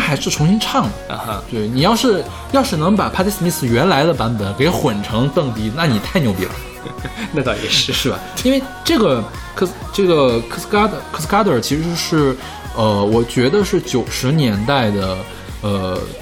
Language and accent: Chinese; Heilongjiang, China; moved away; also born or lived in Beijing; 我叔叔原来是在我们黑龙江那边当医生